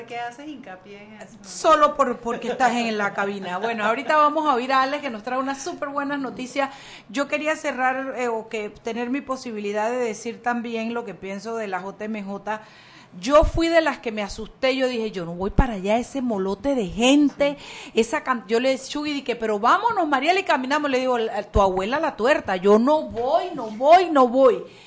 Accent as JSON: {"language": "Spanish", "country": "Panama", "said": "nos unió como panameños"}